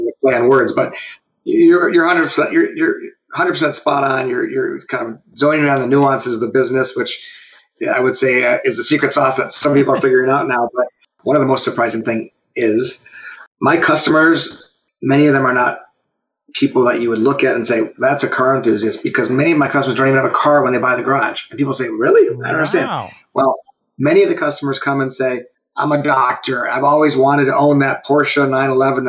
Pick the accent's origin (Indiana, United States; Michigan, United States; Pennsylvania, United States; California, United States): Michigan, United States; Detroit; I grew up around cars on Woodward. My dad was a hot rodder, chopping up cars in our garage